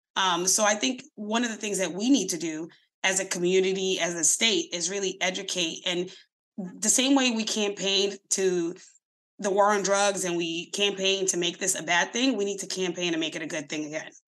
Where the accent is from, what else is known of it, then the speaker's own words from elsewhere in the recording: Boston, Massachusetts, United States; I'm in Mattapan. I grew up in Mattapan